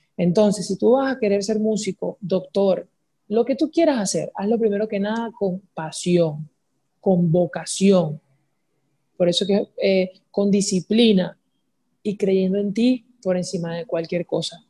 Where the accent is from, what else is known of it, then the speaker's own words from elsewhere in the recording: Guacara, Carabobo, Venezuela; also born or lived in Valencia, Venezuela / San Joaquín, Venezuela; yo nací en Valencia, pero me crié entre Guacara y San Joaquín